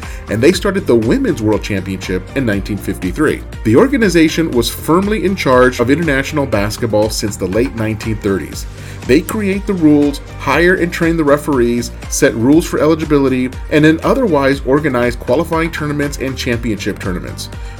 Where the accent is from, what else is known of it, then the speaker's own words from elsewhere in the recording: United States; As a kid growing up in the United States